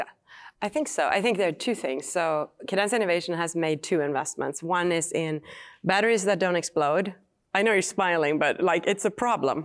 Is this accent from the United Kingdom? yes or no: no; Sweden; English is a second language; moved away as an adult; now in United States; I grew up in Sweden